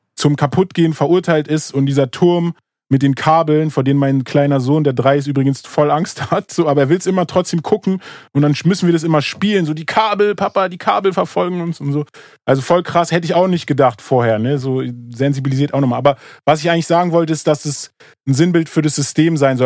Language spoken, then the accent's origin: German; Moabit, Berlin, Germany; ich bin in Morbid aufgewachsen